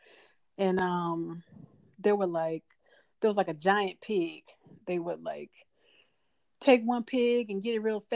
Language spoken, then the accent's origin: English; Macon, Georgia, United States; now in Milton, United States; I'm originally from Macon, Georgia.